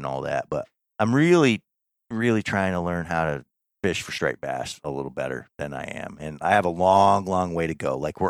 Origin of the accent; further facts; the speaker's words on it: North Country, Adirondacks, New York, United States; growing up in the North Country in the Adirondacks, I didn't have access to like all the saltwater fishing.